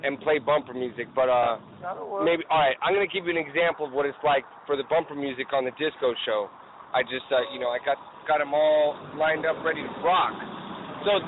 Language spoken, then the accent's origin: English; Los Angeles, California, United States; I grew up in Eagle Rock